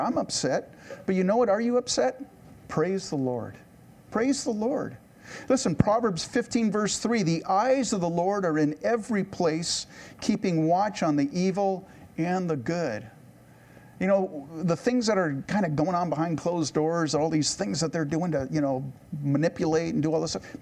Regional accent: United States; I don't want to try to sound smug as an American

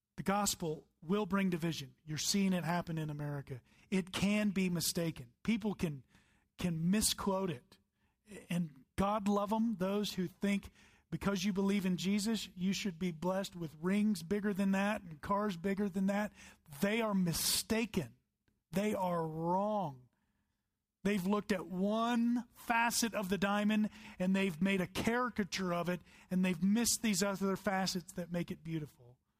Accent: the Bible Belt, United States; I grew up in the Bible Belt

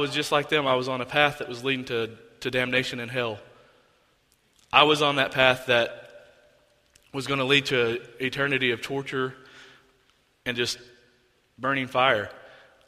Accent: Oklahoma, United States; I'm from Oklahoma

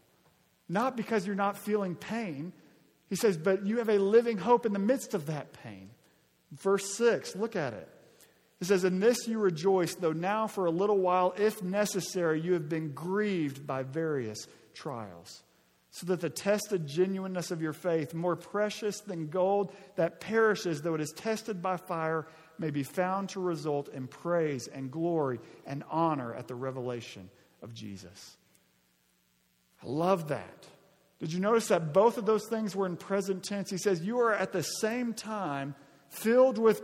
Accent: Arkansas, United States; moved away; When I was in eighth and ninth grade, growing up in Arkansas

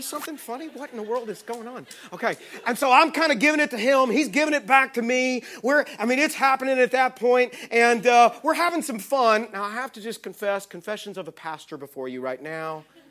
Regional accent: Texas, United States; I'm from Texas

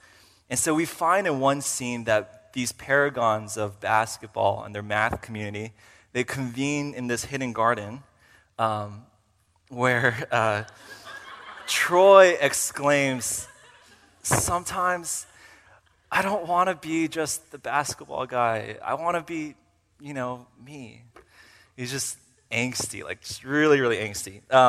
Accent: Uzbekistan; also born or lived in Kyrgyzstan / Virginia, United States; I came down from Virginia for the purpose of studying here at RTS for seminary. And so just a little bit about myself. I am a missionary kid, and I grew up as a missionary kid for 10 years in Uzbekistan and Kyrgyzstan.

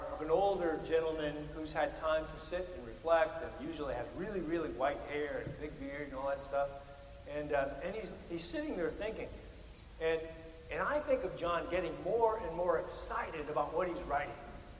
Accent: Midwest, United States

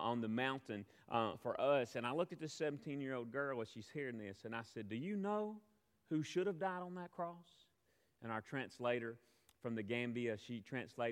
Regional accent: United States; I'm from America

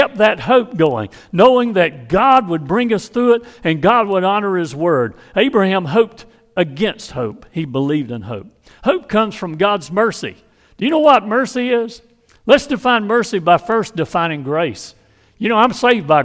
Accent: Hazlehurst, Georgia, United States; from my hometown of Hazelhurst, Georgia

